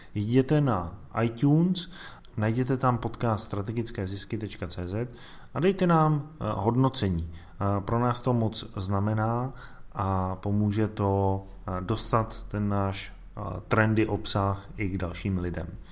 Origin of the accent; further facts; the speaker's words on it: Czechia; tady u nás v Čechách